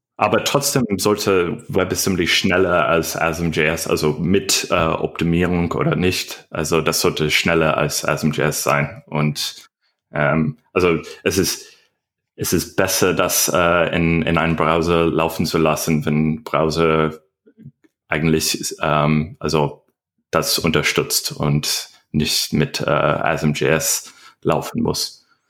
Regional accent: United States; German is a second language; moved away as an adult; now in Berlin, Germany; ich komme ursprünglich aus Amerika.

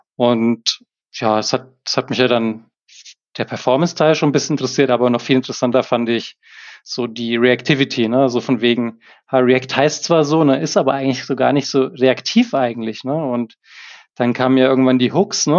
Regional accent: Erlangen, Bavaria, Germany; Ich komme aus Erlangen, bin Softwareentwickler hauptberuflich

